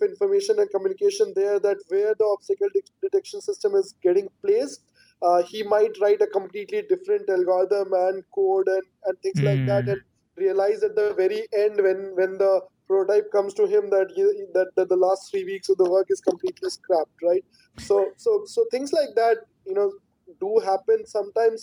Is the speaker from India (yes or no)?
yes; India